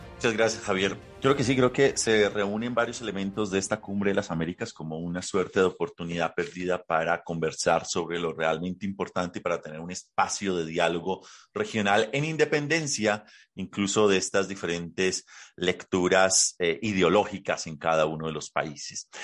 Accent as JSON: {"language": "Spanish", "country": "Colombia", "said": "quienes somos colombianos"}